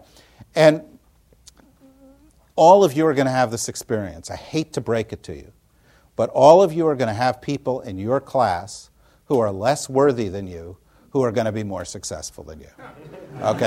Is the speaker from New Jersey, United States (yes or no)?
yes; New Jersey, United States; when Tina and I were growing up in New Jersey